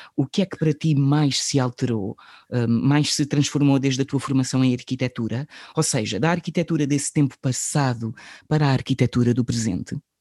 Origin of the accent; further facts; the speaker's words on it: Setúbal, Portugal; porque nós somos de, de Setúbal